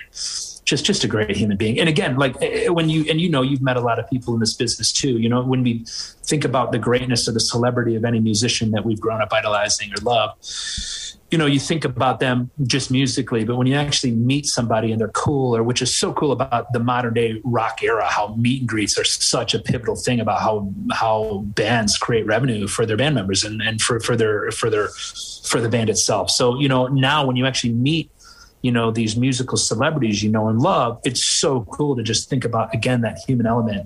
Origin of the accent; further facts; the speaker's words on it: Western Michigan, United States; I'm from Western Michigan too, so I'm 3 hours away from Detroit